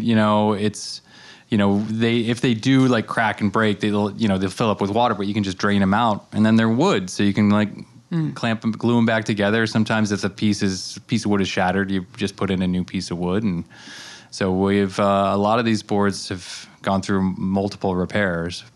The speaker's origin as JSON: {"language": "English", "region": "Colorado", "country": "United States", "tie": "born or raised there", "also_born_or_lived": "Rhode Island", "moved": "yes", "lives_now": "Amagansett, United States", "said": "I grew up in Colorado"}